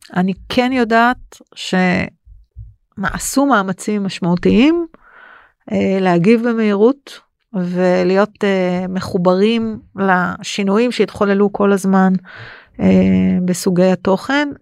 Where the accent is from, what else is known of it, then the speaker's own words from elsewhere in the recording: Israel; בתור אזרחית ישראלית